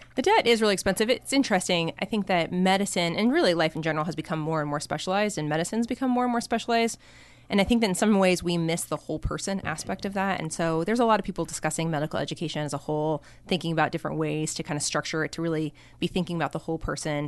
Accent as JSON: {"language": "English", "region": "Colorado", "country": "United States", "tie": "born or raised there", "also_born_or_lived": "Seattle / Stanford", "moved": "as an adult", "said": "I'm from Colorado originally, so I grew up in Colorado."}